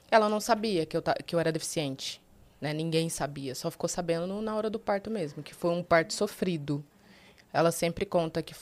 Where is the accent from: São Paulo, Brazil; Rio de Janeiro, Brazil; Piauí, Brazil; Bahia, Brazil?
Bahia, Brazil; Ibipeba; born there; Olha, eu nasci na cidadezinha chamada Ibipeba, na Bahia. É bem no interiorzinho.